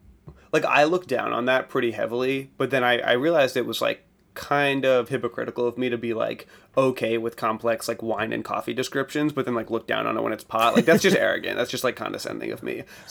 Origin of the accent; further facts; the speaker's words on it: East Coast, United States; I'm just from the East Coast